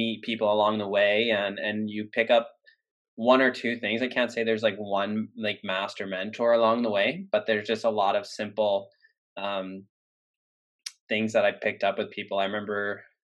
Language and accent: English; Worcester, Massachusetts, United States; Worcester State, like my hometown D3 school